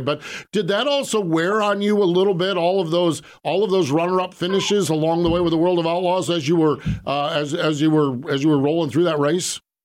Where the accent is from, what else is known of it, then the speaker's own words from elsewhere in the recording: Pennsylvania, United States; I'm from Pennsylvania